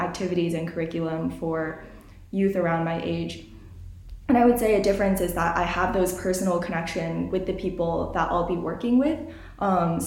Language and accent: English; Illinois, United States; moved away as an adult; now in Udaipur, India; This was in Illinois where I live, so my hometown